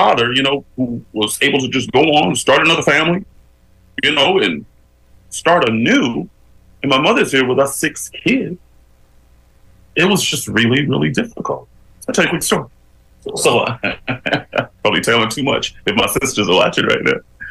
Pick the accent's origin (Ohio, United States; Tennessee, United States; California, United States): California, United States; Bakersfield; moved away as an adult; now in Los Angeles, United States; I grew up in a pretty rough neighborhood back in Bakersfield